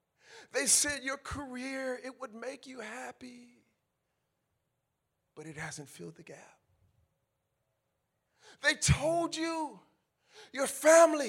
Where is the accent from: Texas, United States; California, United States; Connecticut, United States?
California, United States; I'm from California